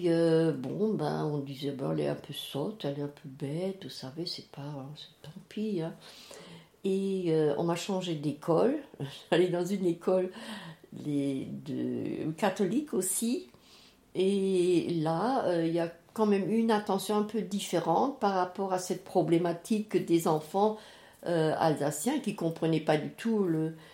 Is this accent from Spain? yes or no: no; Strasbourg, Grand Est, France; je suis née en 36 et en 40, euh, nous habitions, mes parents et euh, mes, ma grande sœur, mon grand frère et ma petite sœur, à Cronenbourg